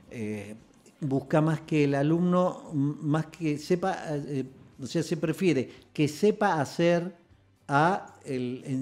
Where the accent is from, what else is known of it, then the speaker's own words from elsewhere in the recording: Rosario, Santa Fe, Argentina; No, en realidad nací en Santa Fe, pero viví acá, desde chico